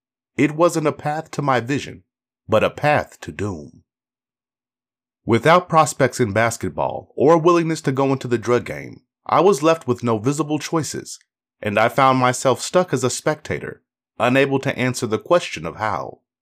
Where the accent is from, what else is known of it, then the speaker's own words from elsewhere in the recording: Canada; also born or lived in Haiti; I was born in Haiti and moved to Canada at the age of 6. My family, settled into a public housing project